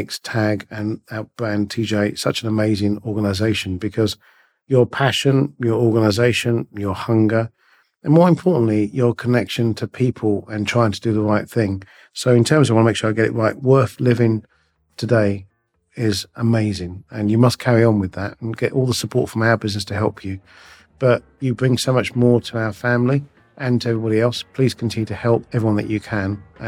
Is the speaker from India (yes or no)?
yes; India